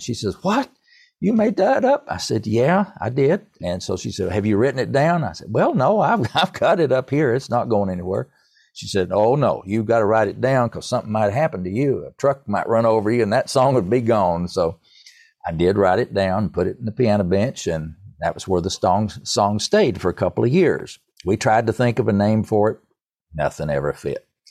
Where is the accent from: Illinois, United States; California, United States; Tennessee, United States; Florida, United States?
Tennessee, United States; Erwin; now in Winston-Salem, United States; I grew up in East Tennessee. I'm a product of the mountains of East Tennessee. Irwin is my hometown